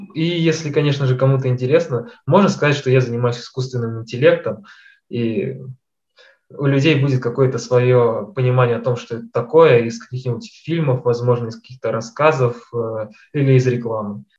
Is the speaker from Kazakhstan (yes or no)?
yes; Kazakhstan; я родился в Казахстане, учился в математической школе